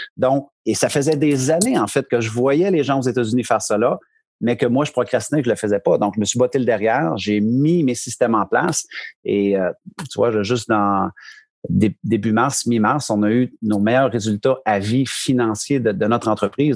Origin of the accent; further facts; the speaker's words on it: Bishopton, Quebec, Canada; moved away as an adult; now in New Brunswick, Canada; je suis un Québécois d'origine. Euh, région de l'Estrie, les cantons de l'Est, un petit village de, qui s'appelle Bishopton, 300 habitants. vraiment, mes parents demeurent encore là